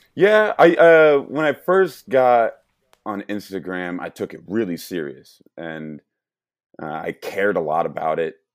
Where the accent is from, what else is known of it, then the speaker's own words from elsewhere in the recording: St. Louis, Missouri, United States; I'm born and raised in Saint Louis, Missouri